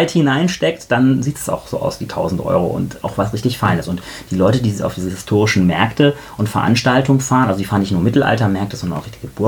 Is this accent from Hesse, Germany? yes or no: yes; Marburg, Hesse, Germany; Ich komme eigentlich aus Marburg, da gab es dann so einen Biostoffladen, da habe ich dann mir meine Requisiten gekauft